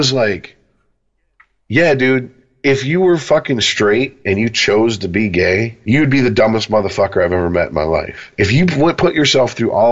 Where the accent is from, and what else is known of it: United States; born or raised there